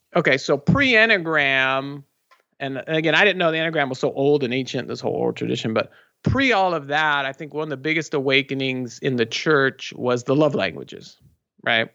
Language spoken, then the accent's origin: English; Southern California, United States; We're both born and raised here in Southern California.